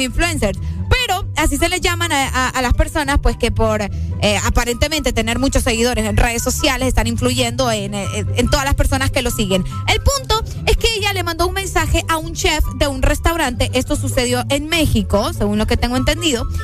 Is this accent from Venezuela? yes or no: no; Honduras; aquí en mi, país, en mi país, en Honduras